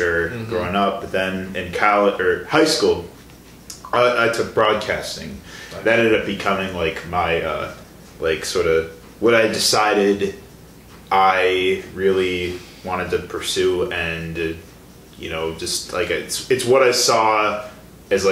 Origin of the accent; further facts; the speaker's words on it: Chicago, Illinois, United States; moved away as an adult; now in Milwaukee, United States; I'm originally from the Chicago area